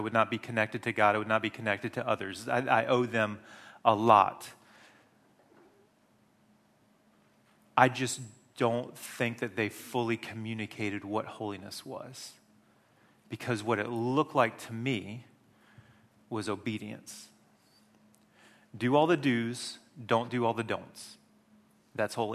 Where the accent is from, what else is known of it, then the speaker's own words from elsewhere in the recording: United States; moved away; I grew up in the Wesleyan Methodist Church in America